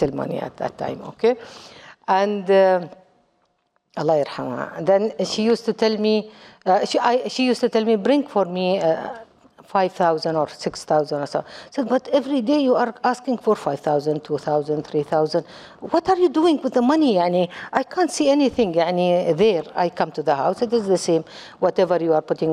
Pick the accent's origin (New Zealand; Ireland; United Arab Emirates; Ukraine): United Arab Emirates; Dubai; English is a second language; also born or lived in Kuwait; I am from United Arab Emirates